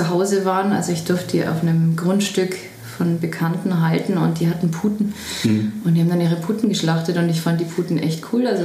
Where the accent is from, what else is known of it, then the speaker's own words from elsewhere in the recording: Traunstein, Bavaria, Germany; Direkt in Traunstein, ja. Traunstein Downtown.